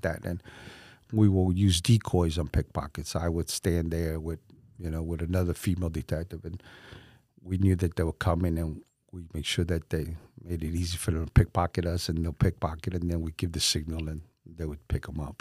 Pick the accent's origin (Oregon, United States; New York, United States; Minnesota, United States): New York, United States; New York City; moved away as an adult; now in Winter Haven, United States; I was born and raised in New York, in Bronx, New York